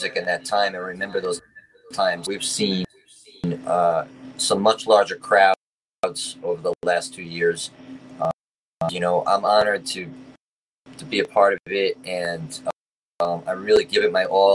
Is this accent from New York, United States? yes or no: yes; Dix Hills, New York, United States; I grew up in Long Island, Dix Hills, New York